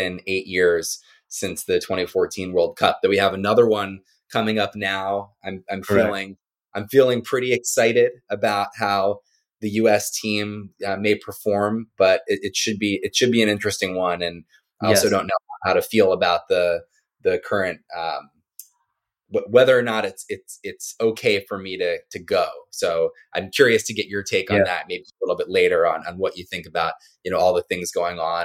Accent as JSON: {"language": "English", "region": "Maryland", "country": "United States", "tie": "born or raised there", "said": "I was born on the East Coast and grew up in Maryland"}